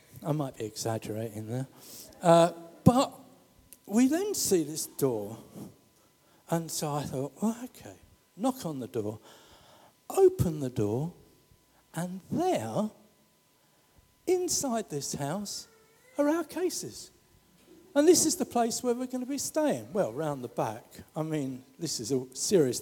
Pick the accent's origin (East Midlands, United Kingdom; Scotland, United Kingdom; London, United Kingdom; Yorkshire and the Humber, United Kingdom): London, United Kingdom; I come from the St. Helier estate